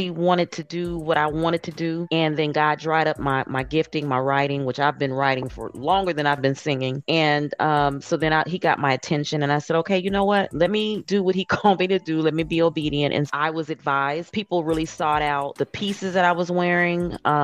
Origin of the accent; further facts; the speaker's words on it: Indiana, United States; now in Atlanta, United States; I'm originally from Indiana, but I reside now in Atlanta.